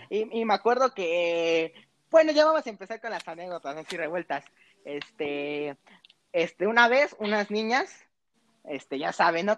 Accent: Monterrey, Nuevo León, Mexico; accent: regiomontano; mi, mi acento regiomontano que mis papás me han hecho recalcar que al parecer hablo como regio

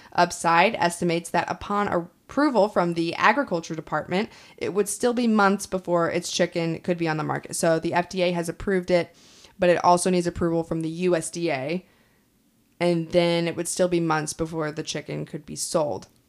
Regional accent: Kansas, United States; I'm from Kansas, but, like, I didn't grow up on a farm

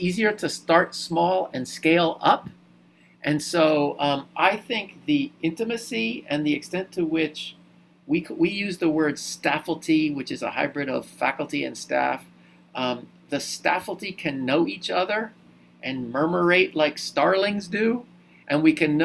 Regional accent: Wilmington, Delaware, United States; I went to an excellent Quaker school, Wilmington Friends School in Delaware, for most of my high school, for all of my high school, and starting in sixth grade, really, all the way through 12th

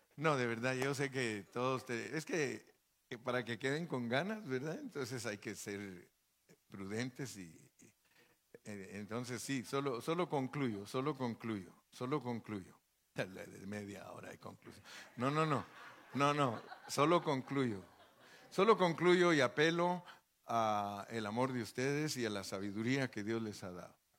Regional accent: Guatemala; moved away; also born or lived in Mexico; allá en Guatemala, donde yo nací

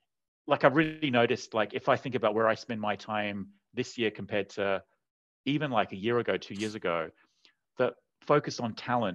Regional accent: Sydney, New South Wales, Australia; also born or lived in Asia; I grew up eating them in Sydney, but I didn't even know what they were. So because all the bakeries were run by Vietnamese immigrants, and they just have these. And so then it was only years later when I moved to Asia.

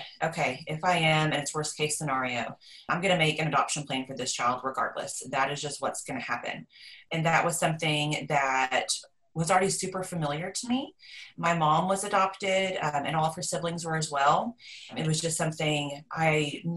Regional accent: Texas, United States; I am from Texas. I guess lived kind of in a small town.

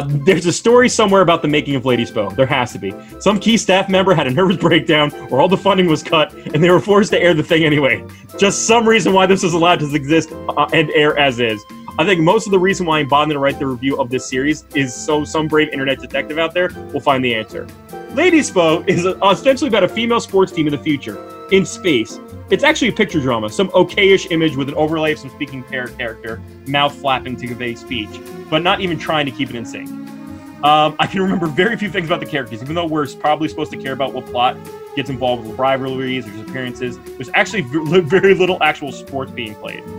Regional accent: Dutchess County, New York, United States; We grew up in Dutchess County, New York

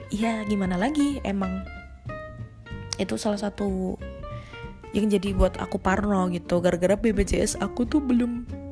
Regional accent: Surakarta, Central Java, Indonesia; dari kecil gua emang digedein tuh di kota Solo. Sampai gua gede, gua nggak, nggak merantau kemana-mana

